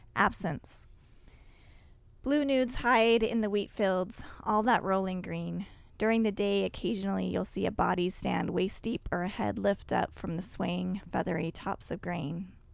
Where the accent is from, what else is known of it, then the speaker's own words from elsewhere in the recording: Utah, United States; I grew up in Utah too